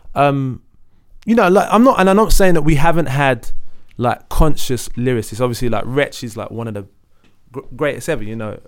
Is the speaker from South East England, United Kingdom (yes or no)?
no; London, United Kingdom; I grew up in Leytonstone Thatched House